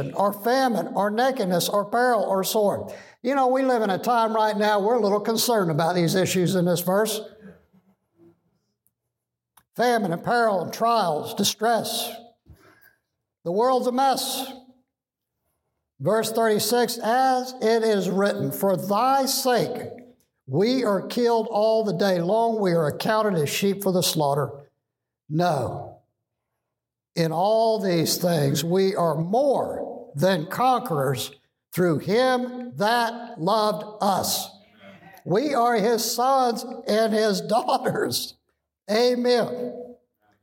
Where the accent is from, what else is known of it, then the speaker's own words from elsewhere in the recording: United States; American Christians